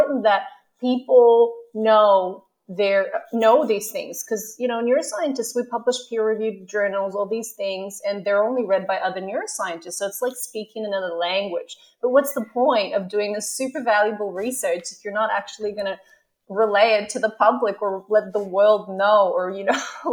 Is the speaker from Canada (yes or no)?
yes; Canada; moved away as an adult; also born or lived in Melbourne, Australia; now in Australia; I'm originally from Canada, like yourself. And, you know, I came here about 10 years ago to do my PhD in neuroscience.